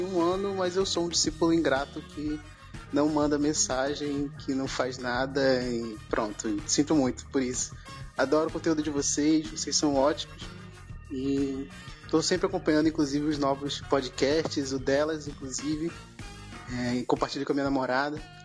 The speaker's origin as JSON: {"language": "Portuguese", "town": "Manaus", "region": "Amazonas", "country": "Brazil", "said": "tenho 29 anos e sou daqui de Manaus"}